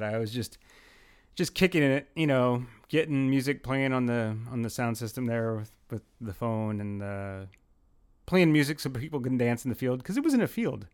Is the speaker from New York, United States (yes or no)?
yes; Brooklyn, New York, United States; from Brooklyn, 'cause I was in Pennsylvania